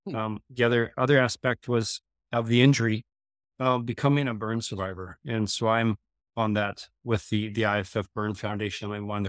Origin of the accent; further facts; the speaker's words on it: Gillam, Manitoba, Canada; So it was really rural Manitoba there. I grew up in Gillam by Hudson Bay, mostly Nipawa. That was most of my life as a young fella.